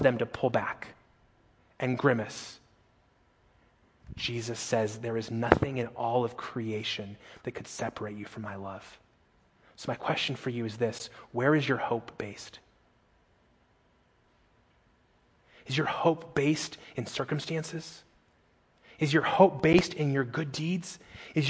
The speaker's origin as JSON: {"language": "English", "town": "Las Vegas", "region": "Nevada", "country": "United States", "tie": "born or raised there", "said": "I grew up in Las Vegas"}